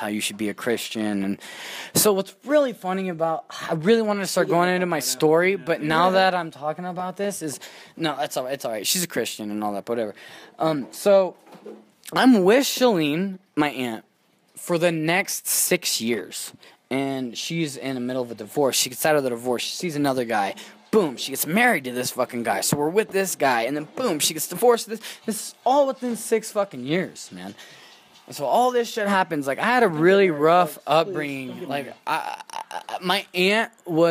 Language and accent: English; Reno, Nevada, United States; also born or lived in Texas / Yerington, Nevada; We came to Reno from Texas. Good old Texas. And we came to Reno. And my dad was always there from when I was like fucking, for as long as I can remember, from like 3 to like 11.